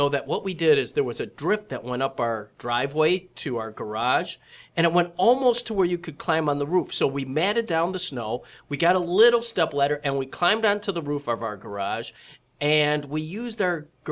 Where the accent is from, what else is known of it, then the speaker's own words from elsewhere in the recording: Flint, Michigan, United States; I was about 7 years old at the time, but I was growing up in Flint, Michigan